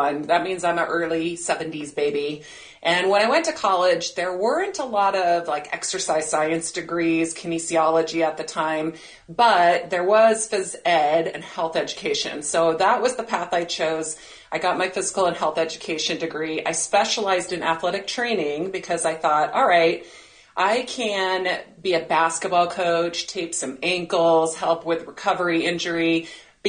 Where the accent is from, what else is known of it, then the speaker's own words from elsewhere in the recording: Provo, Utah, United States; now in San Diego, United States; I was born and raised in Provo, Utah.